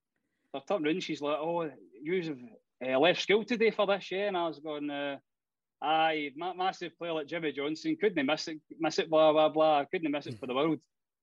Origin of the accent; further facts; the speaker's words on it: Glasgow, Scotland, United Kingdom; That's where we're from Bridgeton originally.